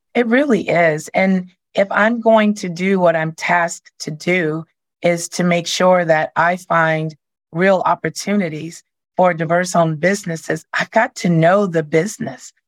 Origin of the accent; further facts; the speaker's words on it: Arkansas, United States; I'm from Arkansas and I was raised